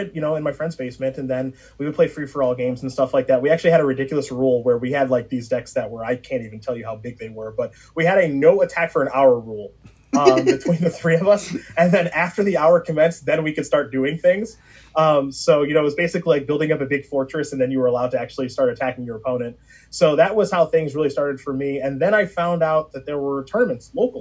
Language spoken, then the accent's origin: English; Strongsville, Ohio, United States; when I grew up in Strongsville, Ohio, a suburb of Cleveland